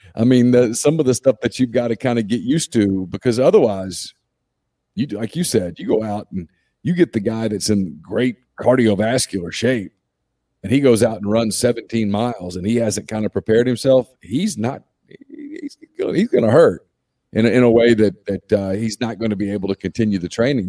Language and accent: English; North Louisiana, United States; if you were a kid growing up in North Louisiana